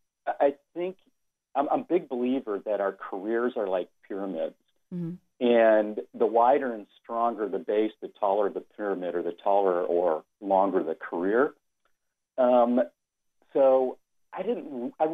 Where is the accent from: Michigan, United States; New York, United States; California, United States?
Michigan, United States; Detroit; as a kid, I grew up in Detroit